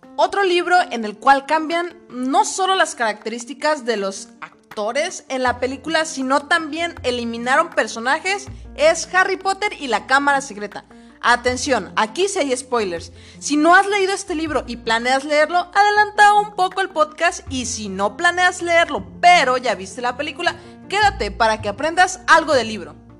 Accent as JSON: {"language": "Spanish", "country": "Mexico", "said": "todos los mexicanos somos"}